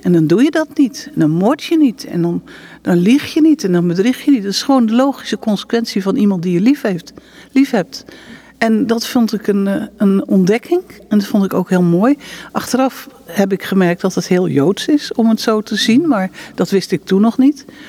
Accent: Netherlands; now in Israel; we komen natuurlijk uit Nederland

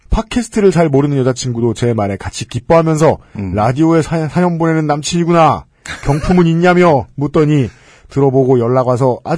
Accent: Busan, South Korea; born there; 보통 한국 사람, 그것도 부산 태생의 남자치고는 꽤나 감정 표현이 과한 편이에요.

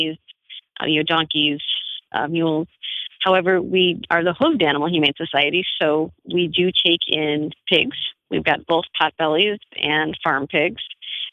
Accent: Chicago, Illinois, United States; We're actually from Chicago in the suburbs

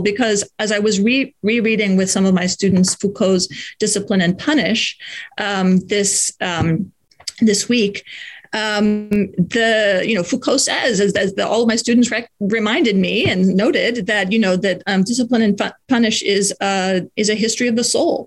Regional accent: United States; speaking as an American in an American context

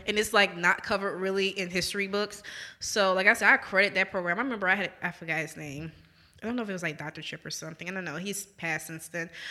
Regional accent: New Orleans, Louisiana, United States; moved away as an adult; now in Jackson, United States; growing up in New Orleans, we're very heavy on our, like, own local history

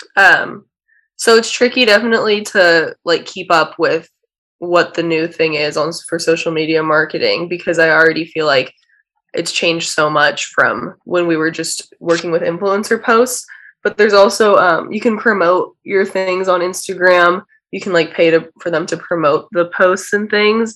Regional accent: Orange County, California, United States; moved away as an adult; now in Los Angeles, United States; We're both from Orange County, so we live close to each other

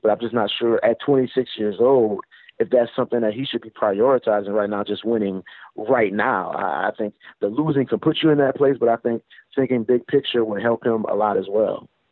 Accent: New Orleans, Louisiana, United States; Times Picayune was a paper I grew up reading in New Orleans

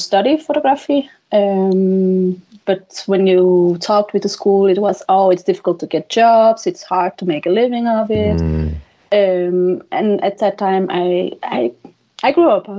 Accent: Flanders, Belgium; first language Dutch; English is a second language; moved away as an adult; now in Denmark; I am from Belgium.

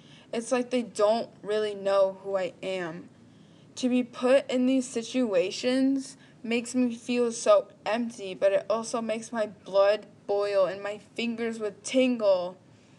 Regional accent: Texas, United States; I am pure Mexican. I was born and raised in Texas.

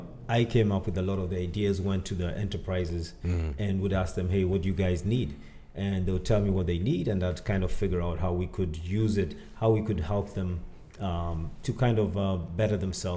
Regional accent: Kenya; moved away as an adult; also born or lived in Boston, United States; now in United States; I'm originally from Kenya

